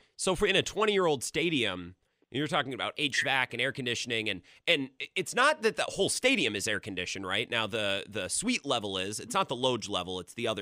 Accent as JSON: {"language": "English", "town": "Hayward", "region": "Wisconsin", "country": "United States", "tie": "born or raised there", "said": "a son of northern Wisconsin like myself"}